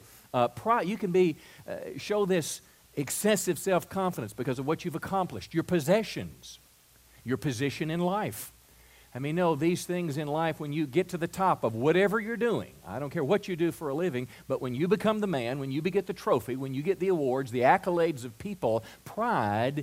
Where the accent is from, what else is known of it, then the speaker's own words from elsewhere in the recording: Mississippi, United States; moved away as an adult; also born or lived in California; I'm from Mississippi, and I'd meet people in California, and when I would tell them that I was from Mississippi